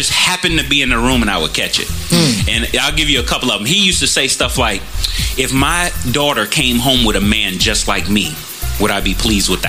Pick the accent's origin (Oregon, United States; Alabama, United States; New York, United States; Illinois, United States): Illinois, United States; Chicago; moved away; I'm originally from Chicago